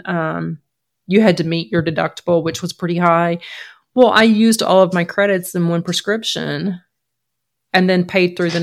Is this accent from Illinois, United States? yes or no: no; Georgia, United States; moved away as an adult; also born or lived in Maine; I was born and raised in Georgia